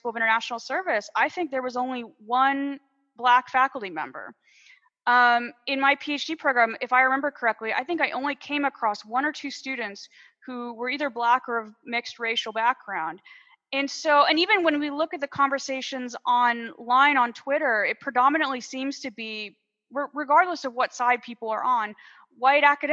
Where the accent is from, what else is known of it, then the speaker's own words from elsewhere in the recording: United States; moved away; my home country